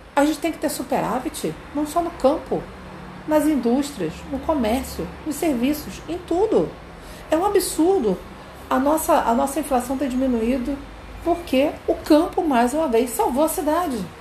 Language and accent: Portuguese; Brazil; Eu sou brasileira